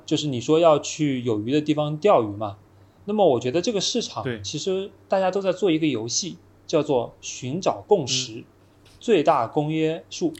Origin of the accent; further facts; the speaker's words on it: China; 就很相信我们中国人也能做出，呃，不比外国人差的东西